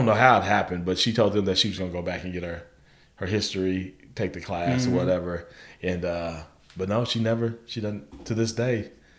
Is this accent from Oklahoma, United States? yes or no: yes; Guthrie, Oklahoma, United States; I know when I was growing up in Guthrie